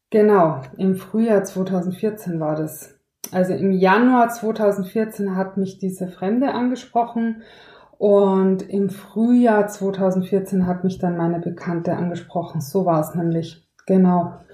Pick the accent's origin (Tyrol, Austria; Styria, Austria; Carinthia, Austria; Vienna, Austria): Tyrol, Austria; ich bin ja in Tirol aufgewachsen